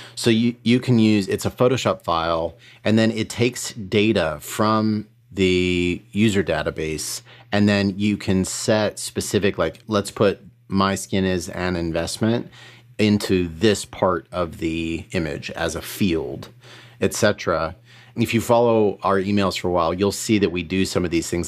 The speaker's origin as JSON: {"language": "English", "region": "Colorado", "country": "United States", "tie": "born or raised there", "said": "I grew up in Colorado"}